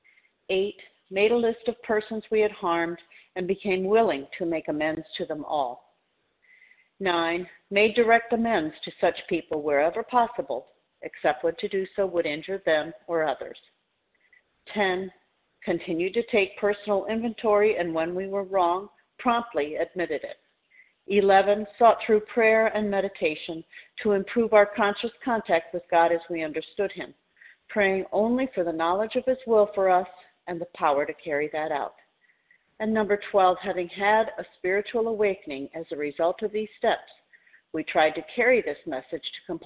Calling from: Tampa, Florida, United States; I'm calling from Tampa Bay, Florida area

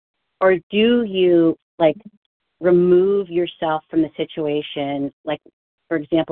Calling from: Pennsylvania, United States; This is … from Pennsylvania, grateful, recovering, compulsive overeater.

